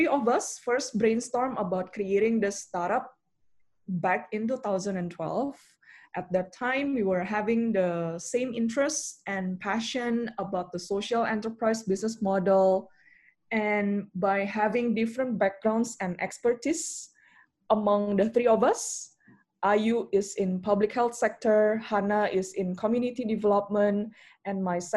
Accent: Jakarta, Indonesia; also born or lived in Melbourne, Australia; I was born and raised in Jakarta up until I graduated high school, and then I went to Melbourne for study.

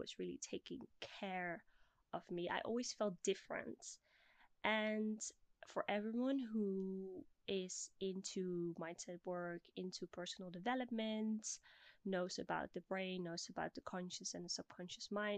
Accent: Bussum, North Holland, Netherlands; moved away; also born or lived in Blaricum; I'm originally from the Netherlands. At this very moment, I am 29 years old. And for all my Dutch listeners, I was born in Blaricum, but I grew up in Bussum

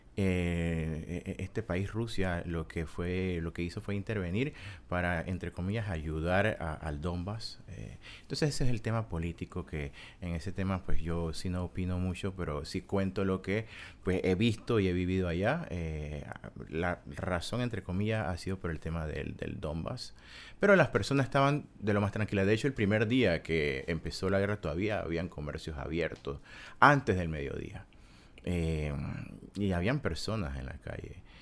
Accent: Panama; moved away as an adult; also born or lived in Kyiv, Ukraine; yo soy panameño

